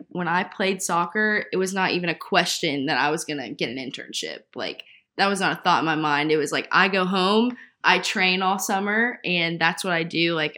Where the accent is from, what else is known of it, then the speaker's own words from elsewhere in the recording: the South, United States; I agree. We're both from the South.